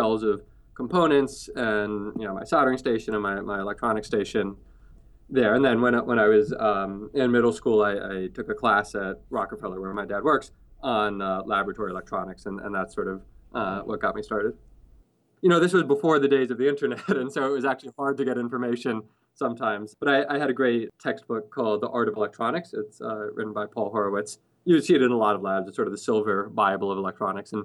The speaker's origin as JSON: {"language": "English", "town": "New York City", "region": "New York", "country": "United States", "tie": "born or raised there", "said": "I grew up in New York City, in Manhattan"}